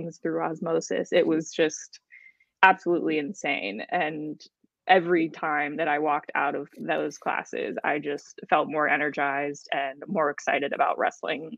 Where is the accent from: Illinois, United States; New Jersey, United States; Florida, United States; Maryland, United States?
Maryland, United States; I'm from Maryland. So take her out of Texas and bring her to my home turf.